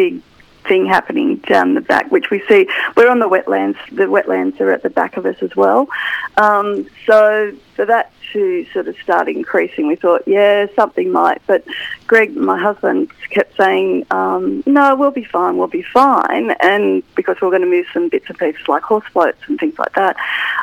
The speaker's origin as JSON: {"language": "English", "town": "Maitland", "region": "New South Wales", "country": "Australia", "tie": "born or raised there", "moved": "as an adult", "said": "I grew up in Maitland, moved out of Maitland for a long time, then came back"}